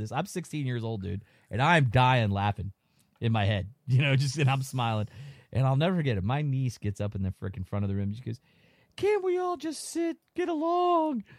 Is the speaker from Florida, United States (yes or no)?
yes; Florida, United States; we're from Florida